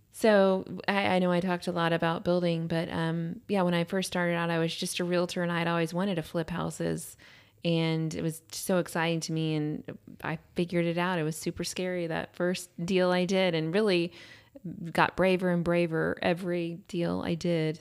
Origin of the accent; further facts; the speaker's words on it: Austin, Texas, United States; also born or lived in Houston, Texas; we moved to Austin when I was in third grade. I lived in Lake Travis area. Then we came to Westlake, I think, in fi-, fourth or fifth grade